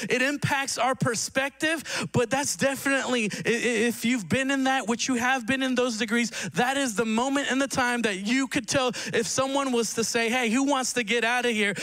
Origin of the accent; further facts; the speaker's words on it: Reno, Nevada, United States; I grew up in Reno